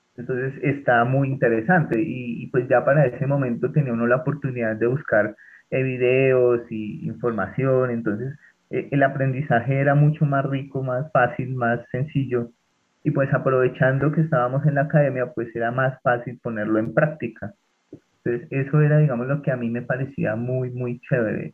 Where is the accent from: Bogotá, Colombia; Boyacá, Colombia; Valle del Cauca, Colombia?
Bogotá, Colombia; siendo bogotano